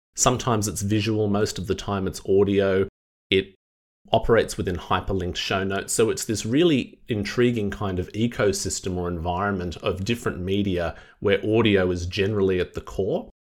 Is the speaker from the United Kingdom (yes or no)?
no; Wollongong, New South Wales, Australia; my hometown of Wollongong